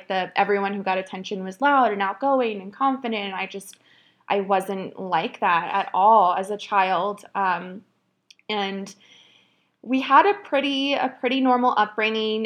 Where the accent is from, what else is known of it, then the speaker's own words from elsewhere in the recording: Phoenix, Arizona, United States; moved away as an adult; now in Oregon, United States; I grew up in Phoenix, Arizona. I lived there for almost 29 years. That's where I was born and raised